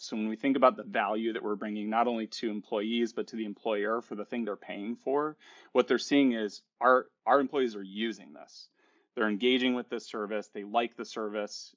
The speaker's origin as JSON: {"language": "English", "town": "Chicago", "region": "Illinois", "country": "United States", "said": "I'm from Chicago"}